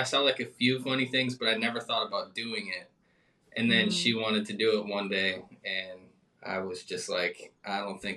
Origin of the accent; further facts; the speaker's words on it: White Bear Lake, Minnesota, United States; moved away as an adult; now in Florida, United States; I went to White Bear Lake